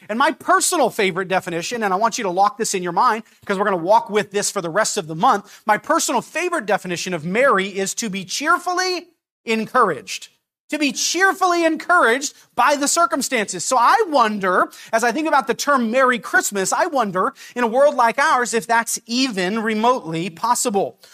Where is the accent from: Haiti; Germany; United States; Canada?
United States; Napa, California; I grew up in Napa